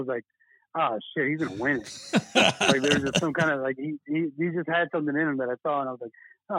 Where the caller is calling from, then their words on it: Austin, Texas, United States; from Who's On Call, and I'm calling from Austin, Texas.